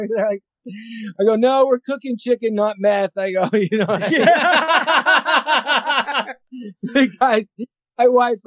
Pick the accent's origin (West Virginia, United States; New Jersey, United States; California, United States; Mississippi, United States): California, United States; Riverside; I was born in Riverside